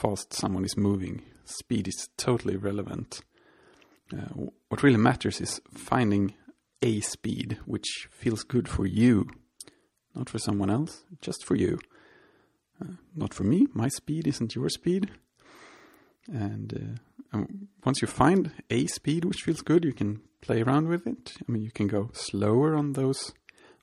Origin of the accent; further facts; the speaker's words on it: Sweden; I'm from Sweden